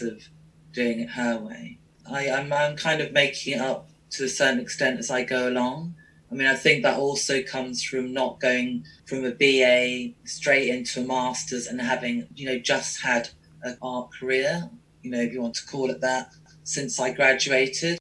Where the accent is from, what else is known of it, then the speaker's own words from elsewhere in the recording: London, United Kingdom; I grew up in London